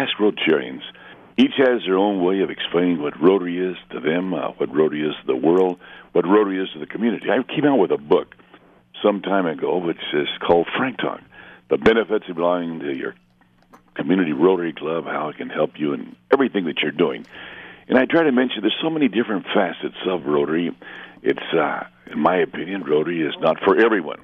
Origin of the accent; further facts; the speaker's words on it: Mexico border area, northern Mexico, Mexico; I was raised in the border area. I'm half American, half Mexican.